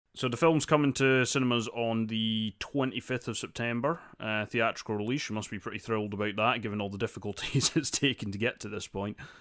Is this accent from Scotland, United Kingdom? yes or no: yes; Dundee, Scotland, United Kingdom; Dundee, uh, my hometown